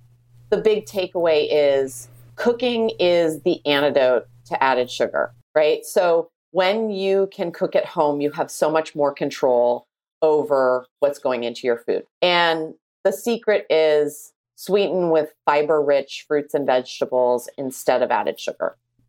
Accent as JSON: {"language": "English", "country": "Canada", "said": "I would marry maple syrup because I am Canadian."}